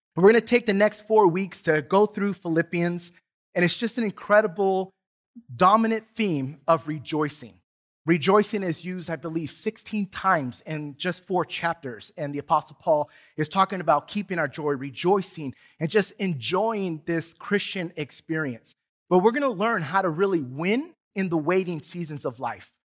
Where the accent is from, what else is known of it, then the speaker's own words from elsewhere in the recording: San Diego, California, United States; now in Duncanville, United States; growing up in San Diego